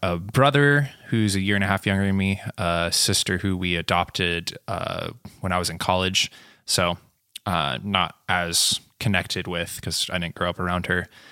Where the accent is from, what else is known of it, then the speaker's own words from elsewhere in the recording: Selah, Washington, United States; moved away as an adult; also born or lived in Oregon; I grew up near Yakima, Washington, which most of you have never been there. Some of you have heard of it. And I grew up in a small town called Sela.